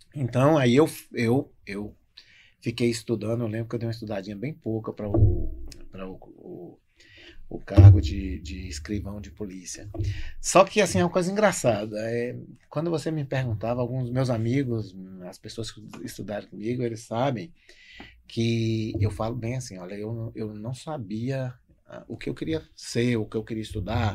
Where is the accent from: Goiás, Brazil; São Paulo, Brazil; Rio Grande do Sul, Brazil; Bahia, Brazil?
Bahia, Brazil; Vitória da Conquista; moved away as an adult; also born or lived in Marau / Passo Fundo; now in Novo Hamburgo, Brazil; sou baiano de Vitória da Conquista